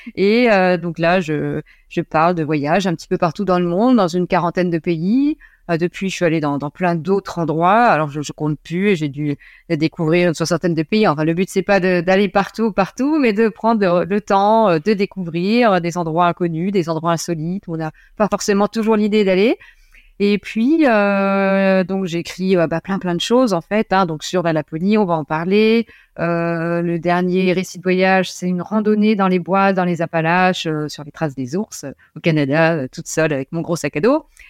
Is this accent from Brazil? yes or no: no; Lorraine, Grand Est, France; also born or lived in near Nancy; je suis originaire de Lorraine. j'habite toujours en Lorraine. non, je suis près de Nancy, mais au départ, je viens d'une petite ville euh, euh, près du Luxembourg, dans une ville industrielle